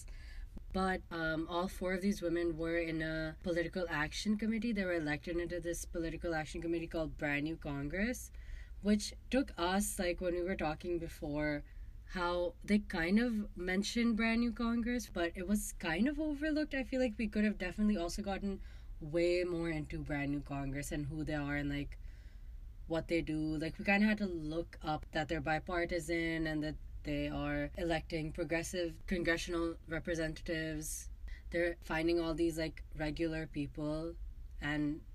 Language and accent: English; Pakistan; moved away as an adult; now in United States; I grew up in Pakistan